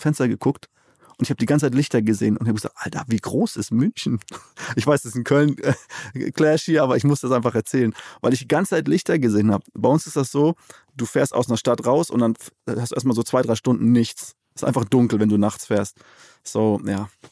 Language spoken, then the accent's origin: German; Namibia; moved away as an adult; now in Cologne, Germany; Namibia, da wo ich geboren bin, aufgewachsen bin